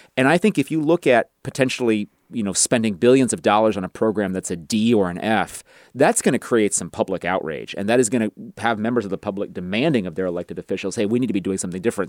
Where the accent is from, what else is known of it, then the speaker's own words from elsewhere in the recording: Rowland Heights, California, United States; the suburb I grew up in, Roland Heights, is a little bit of an ethnic enclave